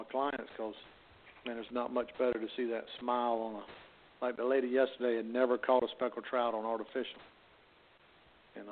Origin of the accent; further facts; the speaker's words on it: New River, North Carolina, United States; I've been blessed by being born and raised on the New River